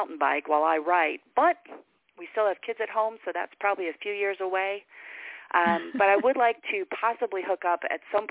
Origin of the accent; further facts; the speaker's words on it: Virginia, United States; moved away; also born or lived in Minnesota / New York City / Boston; I was schooled in Virginia